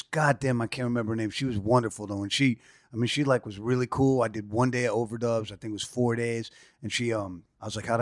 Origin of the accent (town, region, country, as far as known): New York City, New York, United States; born or raised there; also born or lived in San Francisco, California